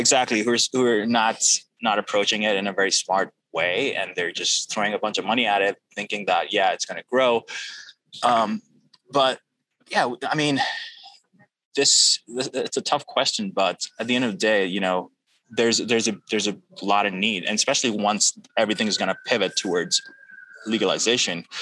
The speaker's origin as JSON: {"language": "English", "country": "Pakistan", "tie": "born or raised there", "moved": "yes", "said": "I grew up in Pakistan"}